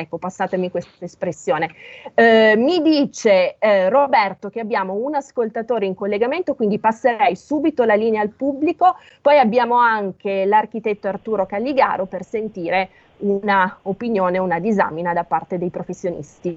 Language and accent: Italian; Piedmont, Italy; io sono piemontese, dalle mie parti si dice